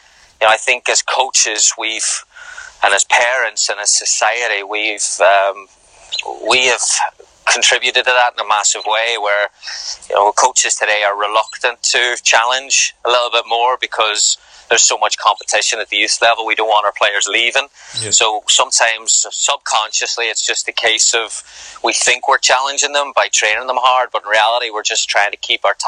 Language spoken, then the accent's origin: English; Ireland; now in United States; I'm probably more American now than I am Irish